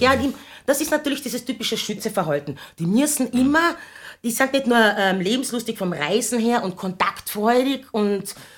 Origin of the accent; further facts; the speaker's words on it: Carinthia, Austria; ich bin in Kärnten aufgewachsen